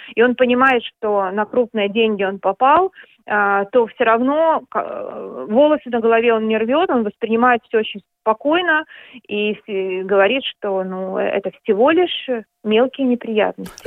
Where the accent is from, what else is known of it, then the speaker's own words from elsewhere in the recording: Minsk, Belarus; moved away as an adult; now in Denmark; я уехала из Минска, из Беларуси, я, я минчанка